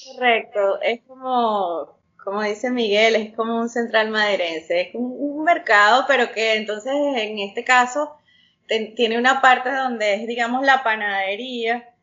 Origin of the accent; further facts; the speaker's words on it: Venezuela; moved away as an adult; also born or lived in Utah, United States; now in United States; Yo soy venezolana, más, más criolla que las carotas negras, nacida en, en el exterior, en el estado de Utah.